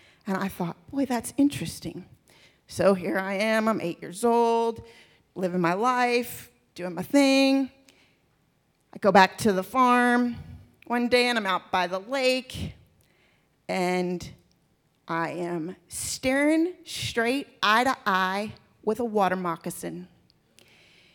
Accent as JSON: {"language": "English", "region": "Texas", "country": "United States", "tie": "born or raised there", "also_born_or_lived": "Maryland", "said": "when I was 6 years old. And God picked up our family. We moved from Maryland to Texas"}